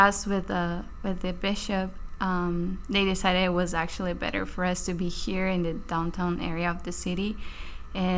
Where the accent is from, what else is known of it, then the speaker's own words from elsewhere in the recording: Brazil; moved away as an adult; now in Baltimore, United States; I'm from Brazil